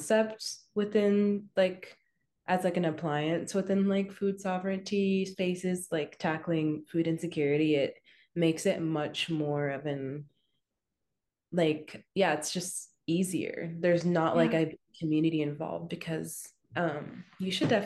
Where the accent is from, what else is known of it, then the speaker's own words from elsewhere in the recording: Portland, Oregon, United States; now in New York, United States; I come from Portland